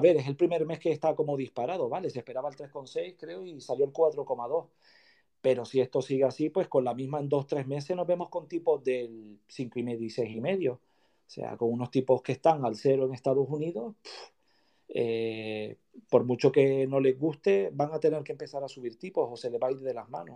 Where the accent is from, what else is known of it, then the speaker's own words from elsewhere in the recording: Canary Islands, Spain; also born or lived in Madrid; después ya yo decidí venirme para mi tierra, para Canarias